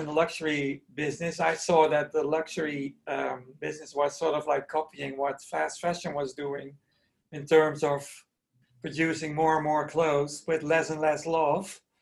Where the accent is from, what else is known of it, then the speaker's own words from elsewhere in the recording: Netherlands; also born or lived in New York, United States / Paris, France; I was born in Holland and I studied to become a ballet dancer